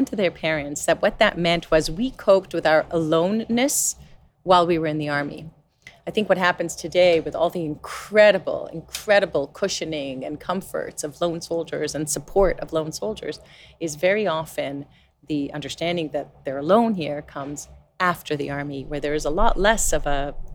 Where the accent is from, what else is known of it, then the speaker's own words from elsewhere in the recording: Canada; also born or lived in Jerusalem, Israel; now in Israel; I was born in Jerusalem, but I grew up in Canada